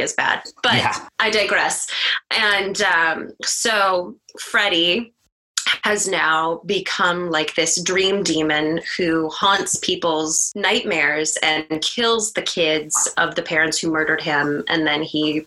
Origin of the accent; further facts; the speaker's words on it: Youngstown, Ohio, United States; now in Columbus, United States; I'm originally from Youngstown. So I've gone to Pittsburgh a lot growing up.